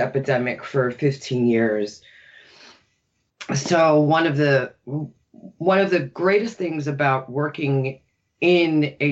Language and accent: English; New York, United States; I'm born and raised in New York.